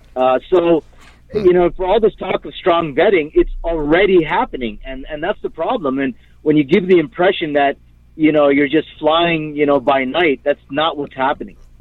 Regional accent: Canada; I'm Canadian. Uh, I don't have dual nationality

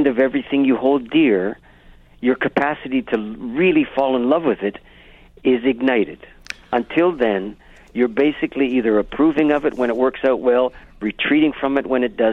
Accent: Canada; as a Canadian

